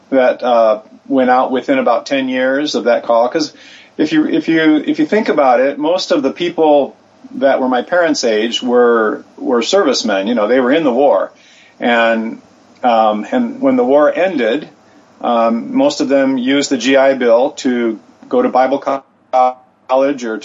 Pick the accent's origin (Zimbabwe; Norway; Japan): Japan; So I was born in Japan, actually in in the city where um, that, the epicenter of the 2011 earthquake and tsunami took place. And um, so I grew up here, and and then after uh, returning to the U.S. for college and and seminary